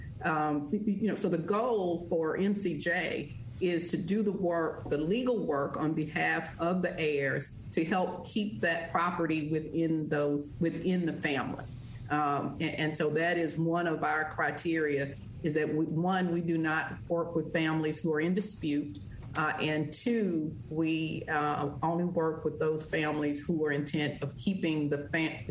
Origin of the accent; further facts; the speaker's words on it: Verona, Mississippi, United States; I grew up in Verona on my grandfather's farm